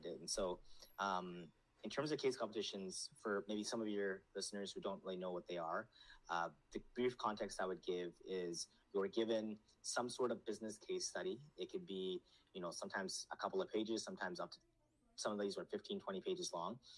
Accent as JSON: {"language": "English", "country": "Canada", "tie": "born or raised there", "also_born_or_lived": "Nepal", "said": "I grew up in Canada, but I'm in a household in Nepali"}